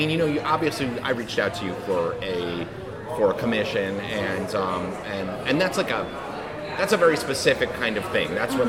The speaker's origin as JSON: {"language": "English", "region": "Northern Virginia", "country": "United States", "also_born_or_lived": "Los Angeles", "moved": "yes", "lives_now": "Savannah, United States", "said": "We're from Northern Virginia, actually."}